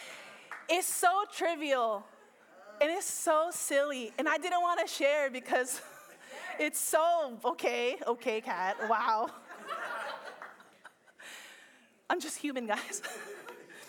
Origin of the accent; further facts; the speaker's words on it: Philippines; I'm Filipino